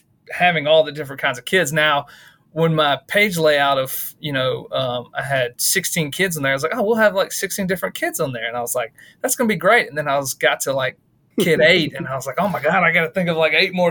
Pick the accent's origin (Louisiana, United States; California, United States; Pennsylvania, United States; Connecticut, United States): Louisiana, United States; Shreveport; now in Ruston, United States; I'm originally from Shreveport, Louisiana. I live in Ruston, Louisiana right now.